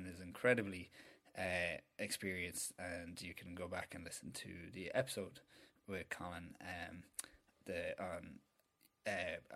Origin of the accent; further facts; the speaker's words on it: Ireland; as Irish writers